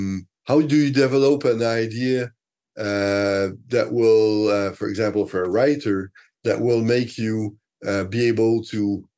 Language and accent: English; Canada; first language French; English is a second language; I accepted one very great job, best magazine in French in Canada. It's my mother tongue.